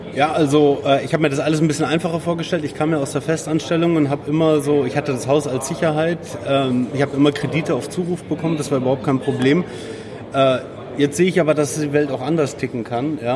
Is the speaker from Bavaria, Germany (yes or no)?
yes; Munich, Bavaria, Germany; ich komme aus München, ich habe meine alte Wohnung